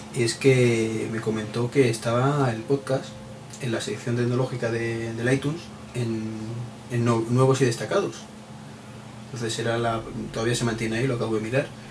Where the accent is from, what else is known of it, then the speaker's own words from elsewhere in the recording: Madrid, Community of Madrid, Spain; soy de Madrid